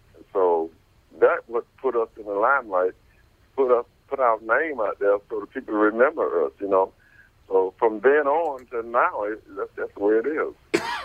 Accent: Ferndale, Michigan, United States; I grew up. I grew up in Ferndale, Michigan

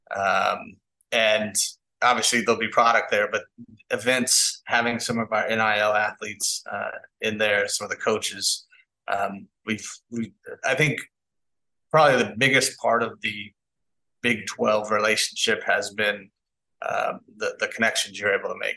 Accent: Kansas City, United States; I'm from Kansas City

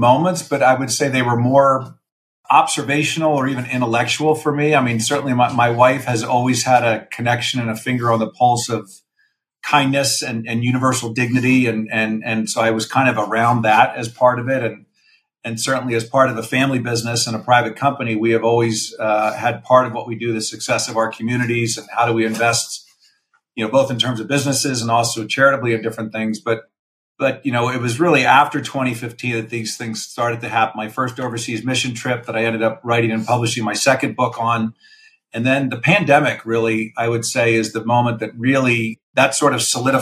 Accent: Philadelphia, Pennsylvania, United States; born and raised in the Philadelphia area

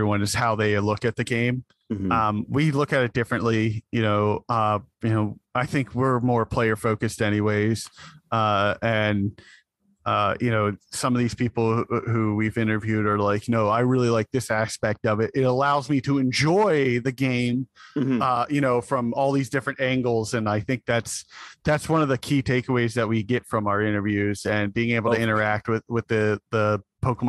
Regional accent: Pittsburgh, Pennsylvania, United States; I'm from Pittsburgh

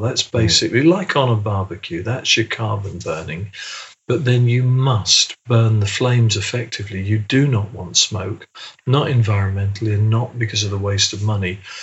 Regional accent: England, United Kingdom; being English British

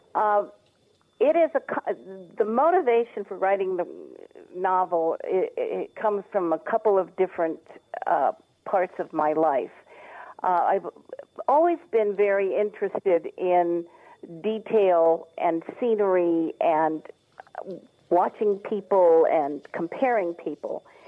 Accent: East Coast, United States; moved away as an adult; also born or lived in Los Angeles, California; now in Las Vegas, United States; I'm from the East Coast originally, but my husband and I moved to California in 1970 to the LA area

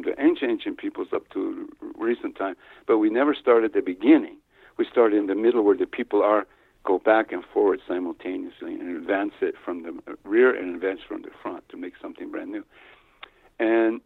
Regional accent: New Mexico, United States; also born or lived in Ohio; I grew up in New Mexico on an Indian reservation here

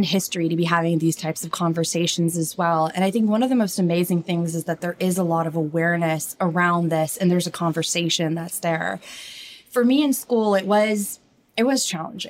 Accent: Orange County, California, United States; I'm originally from Orange County. My parents were from India.

